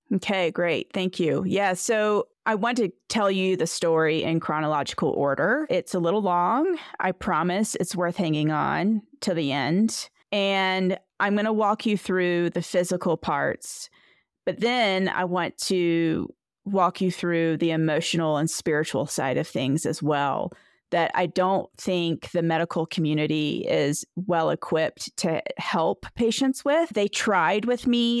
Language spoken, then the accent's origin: English; Edenton, North Carolina, United States; now in Victor, United States; I am originally from Edenton, North Carolina.